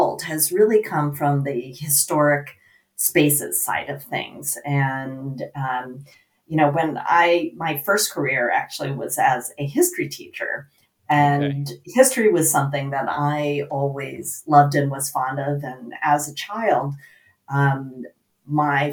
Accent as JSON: {"language": "English", "area": "suburbs of San Francisco, Bay Area", "region": "California", "country": "United States", "tie": "born or raised there", "said": "I grew up, in the suburbs of San Francisco, between San Francisco and San Jose, and I now live in San Francisco."}